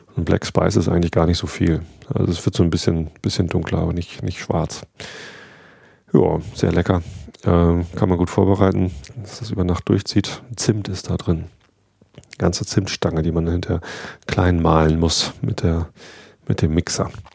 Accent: Wistedt, Lower Saxony, Germany; durch Wistet durch, da wo ich aufgewachsen bin

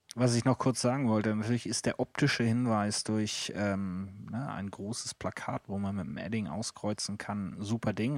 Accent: Hamburg, Germany; Bei uns in Hamburg

